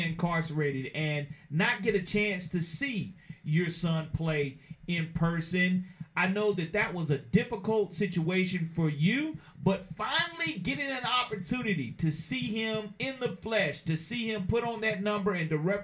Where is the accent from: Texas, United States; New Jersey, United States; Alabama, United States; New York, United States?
Alabama, United States; Mobile; Tony Rogers and I grew up together right in West Mobile